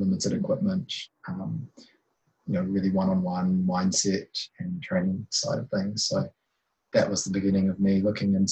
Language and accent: English; Waikato, New Zealand; moved away as an adult; also born or lived in Hamilton, New Zealand / Otago, New Zealand; growing up in Waikato